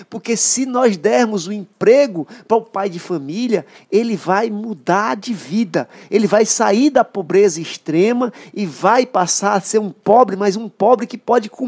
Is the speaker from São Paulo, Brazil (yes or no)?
no; São Pedro dos Crentes, Maranhão, Brazil; Outro dia um, um, secretário chegou lá na minha cidade, vamos abrir um restaurante popular em São Pedro dos Crentes.